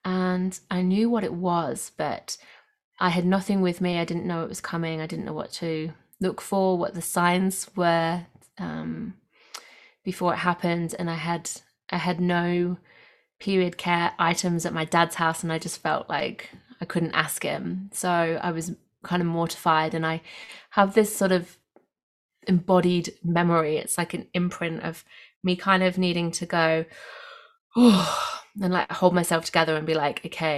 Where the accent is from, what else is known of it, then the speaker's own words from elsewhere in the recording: Nottingham, East Midlands, United Kingdom; now in Australia; I'm coming from the Southern Highlands, south of Sydney in Australia today. I'm from the UK originally, from Nottingham.